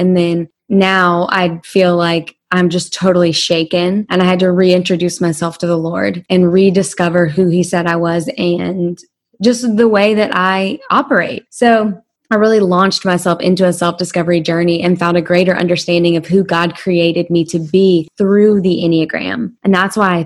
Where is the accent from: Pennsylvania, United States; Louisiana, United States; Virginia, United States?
Louisiana, United States; I'm from Louisiana